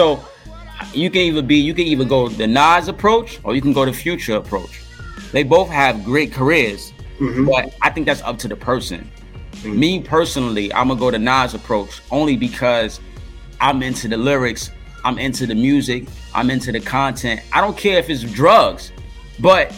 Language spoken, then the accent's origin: English; New York City, New York, United States; I'm from Harlem